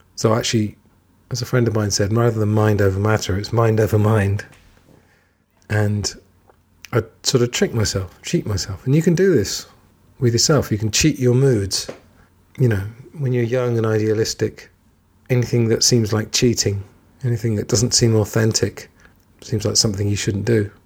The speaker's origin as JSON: {"language": "English", "region": "England", "country": "United Kingdom", "said": "I'm English"}